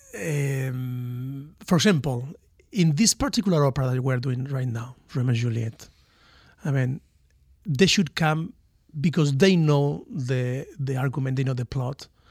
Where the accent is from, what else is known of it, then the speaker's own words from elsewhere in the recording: Valencia, Valencian Community, Spain; English is a second language; moved away as an adult; also born or lived in Miami, United States; I'm from Valencia, from the Mediterranean